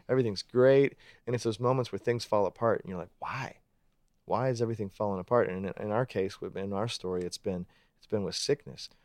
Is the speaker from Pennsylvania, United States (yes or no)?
yes; Pittsburgh, Pennsylvania, United States; moved away as an adult; also born or lived in Georgia / Atlanta; I grew up in Pittsburgh